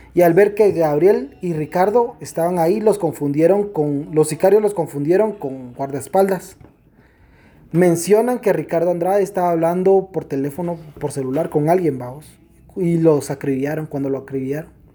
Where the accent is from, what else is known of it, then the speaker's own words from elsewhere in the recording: Guatemala; yo soy guatemalteco y no tengo miedo de decirlo